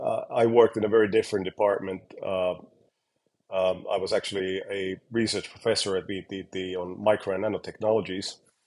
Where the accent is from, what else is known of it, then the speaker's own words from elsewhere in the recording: Uusimaa, Finland; English is a second language; now in United Kingdom; So I am a native Finnish person. So born in Finland, quite close to Helsinki. Went to school nearby Helsinki, kind of a suburban town.